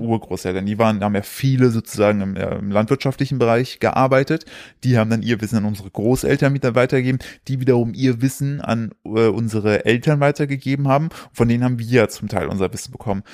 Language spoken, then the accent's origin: German; Sauerland, North Rhine-Westphalia, Germany; wir kommen aus dem Sauerland, da sind ja auch alle äh, erzkatholisch